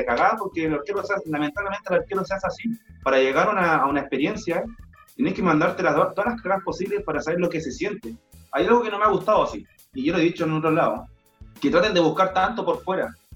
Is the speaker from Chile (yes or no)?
yes; Chile; somos chilenos